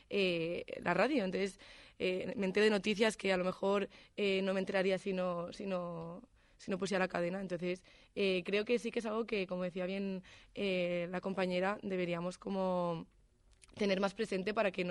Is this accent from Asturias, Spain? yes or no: no; Barcelona, Catalonia, Spain; moved away as an adult; now in Salamanca, Spain; no en Salamanca, porque justamente aquí no tengo coche, pero soy de Barcelona